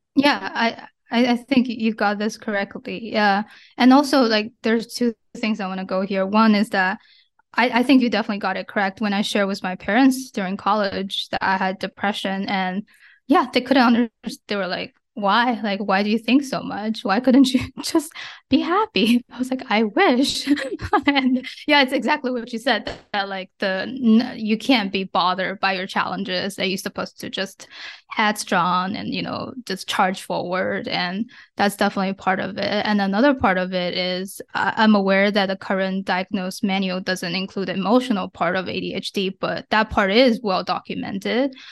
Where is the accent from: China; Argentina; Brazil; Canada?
China; moved away as an adult; now in United States; I grew up in China and I moved to the States when I was 17 for college, and I've since lived and worked here